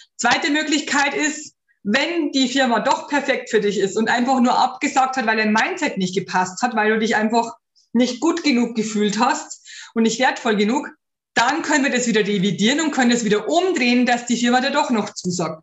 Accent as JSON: {"language": "German", "region": "Bavaria", "country": "Germany", "said": "bei uns in Bayern"}